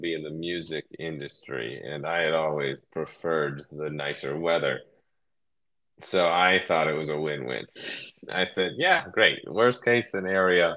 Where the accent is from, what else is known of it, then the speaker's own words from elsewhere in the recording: Cleveland, Ohio, United States; moved away as an adult; now in California, United States; I grew up in Ohio, Cleveland, a suburb just south of Cleveland